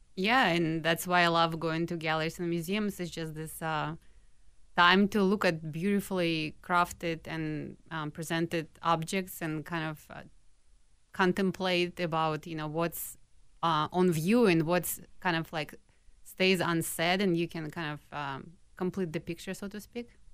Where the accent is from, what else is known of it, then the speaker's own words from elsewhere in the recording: Minsk, Belarus; moved away as an adult; now in Minneapolis, United States; when I, um, was growing up in Minsk, I went to a specialized art school.